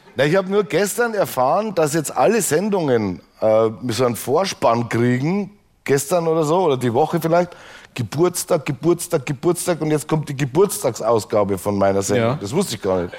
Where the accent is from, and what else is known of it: Straubing, Bavaria, Germany; born or raised there; moved away